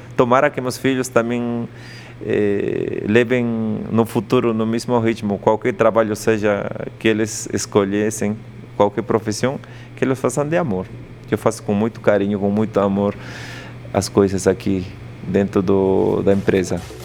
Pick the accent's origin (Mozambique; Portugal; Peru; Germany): Peru; Andes; first language Quechua; Portuguese is a second language; moved away as an adult; now in São Paulo, Brazil; Eu sou quechua hablante, sou de Lande, do Peru.